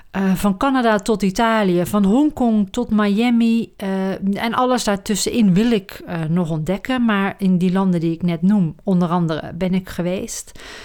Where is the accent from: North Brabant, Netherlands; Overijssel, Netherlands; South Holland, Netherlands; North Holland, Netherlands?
North Brabant, Netherlands; Roosendaal; moved away as an adult; also born or lived in Amsterdam; now in Huizen, Netherlands; Opgegroeid in het Brabantse Roosendaal